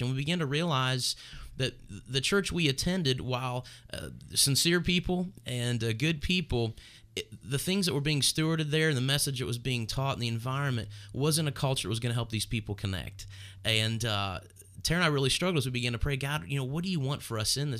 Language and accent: English; Northern Kentucky, United States; I'm from Northern Kentucky where we planted this church and grew up in this area